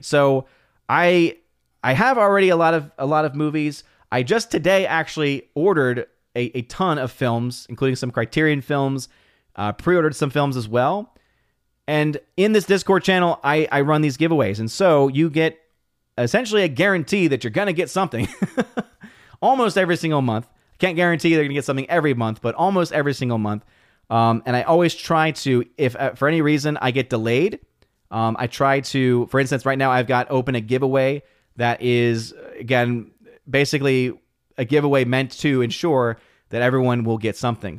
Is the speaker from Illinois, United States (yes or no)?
no; New Orleans, Louisiana, United States; someone that's from New Orleans, I was born and raised in New Orleans